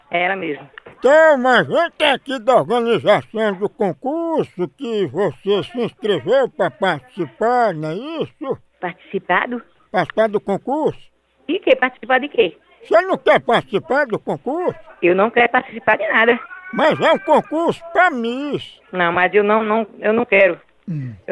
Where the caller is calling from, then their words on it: São Paulo, Brazil; sou do interior de São Paulo.